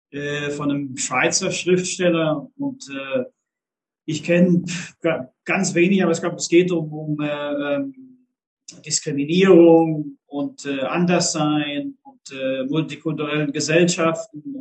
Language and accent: German; Germany; moved away as an adult; Ich bin mit äh, 19 Jahren bin ich aus Deutschland weg. äh, ja, das merkt man vielleicht schon. Ich habe gewisse Lücken äh, in, im Deutsch sprechen